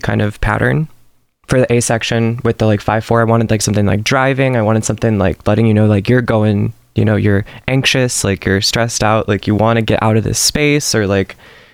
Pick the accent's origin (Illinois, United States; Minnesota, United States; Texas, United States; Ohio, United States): Illinois, United States; Huntley; I'm from Huntley, Illinois